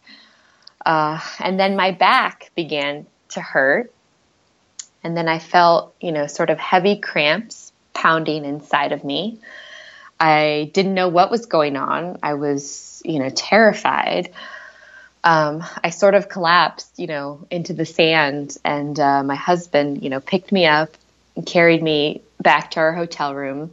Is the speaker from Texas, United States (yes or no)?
yes; Houston, Texas, United States; moved away as an adult; moved back to Houston, which was my hometown